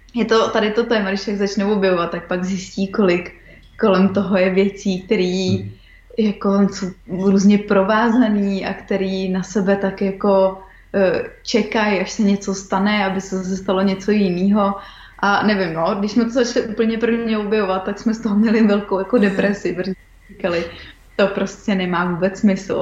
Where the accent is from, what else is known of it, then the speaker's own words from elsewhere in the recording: České Budějovice, South Bohemian Region, Czechia; moved away as an adult; also born or lived in Australia; jsme jako z Budějovic